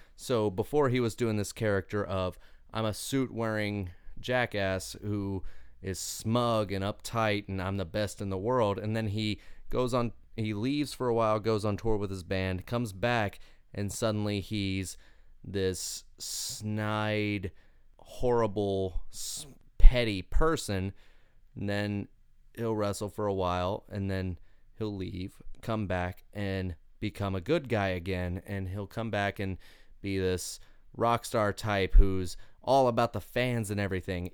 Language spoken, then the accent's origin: English; Winchester, Kentucky, United States; I'm from Winchester, Kentucky